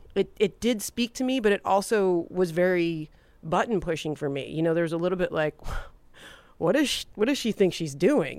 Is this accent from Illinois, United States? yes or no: no; Detroit, Michigan, United States; moved away as an adult; also born or lived in Hollywood; growing up in Detroit.